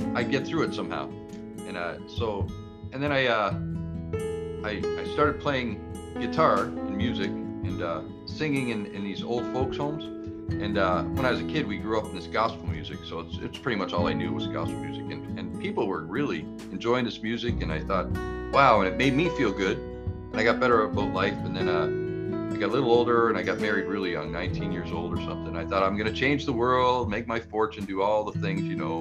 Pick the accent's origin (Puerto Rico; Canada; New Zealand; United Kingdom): Canada; Toronto, Ontario; I grew up in Toronto and ran away from when I was a kid.